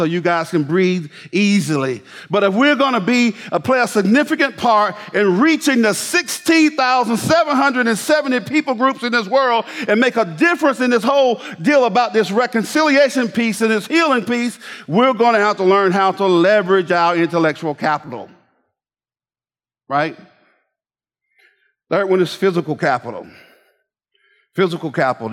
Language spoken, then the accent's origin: English; Bainbridge, Georgia, United States; I grew up in Bainbridge, Georgia.